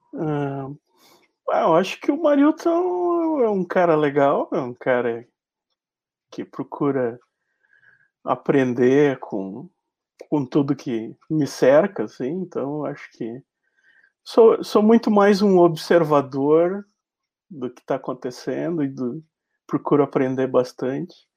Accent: Uruguaiana, Rio Grande do Sul, Brazil; sou nascido em Uruguaiana, mas me criei em Uruguaiana

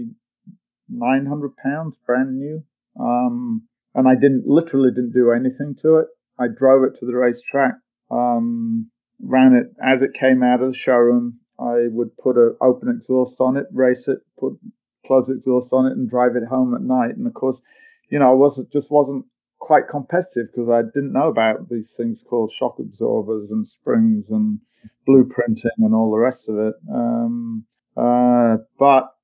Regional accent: North Lincolnshire, Yorkshire and the Humber, United Kingdom; moved away; I grew up in North Lincolnshire, which is a farming community

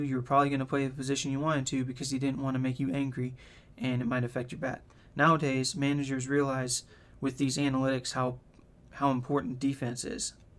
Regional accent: the South, United States; I'm from the South

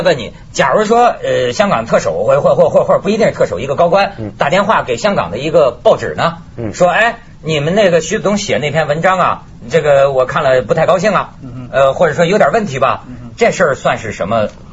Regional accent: China; 咱们大陆人

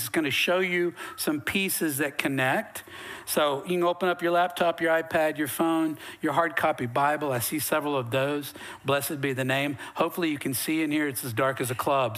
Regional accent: Western North Carolina, United States; now in Texas, United States; I'm from Western North Carolina, way up in the mountains, way up in hillbilly

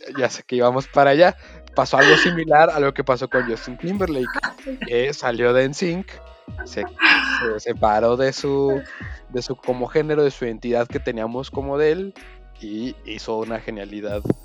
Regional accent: Mexico; como hombre mexicano

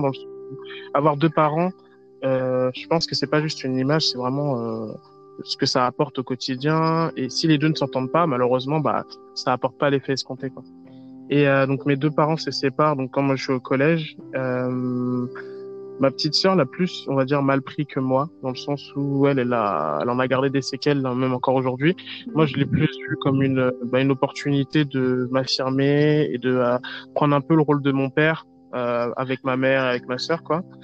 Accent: France; je suis originaire de Côte d'Ivoire, mais je suis né en France

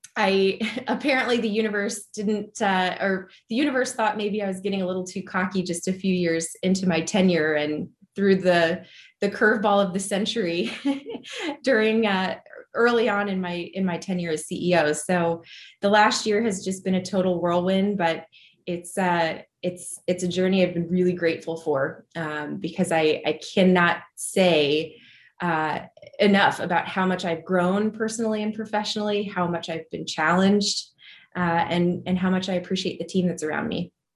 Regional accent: Dayton, Ohio, United States; moved away as an adult; also born or lived in New York City / Columbus, Ohio; I am an Ohio native at heart. I grew up in Dayton

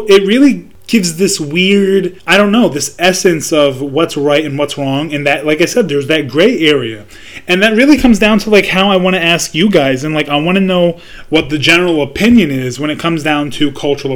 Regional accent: United States; me being a American born citizen, but also having cultural roots to Palestine. Yeah, I'm Palestinian

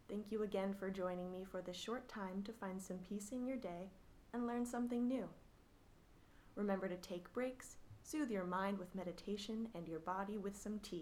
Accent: Oregon, United States; I was born and raised in Oregon

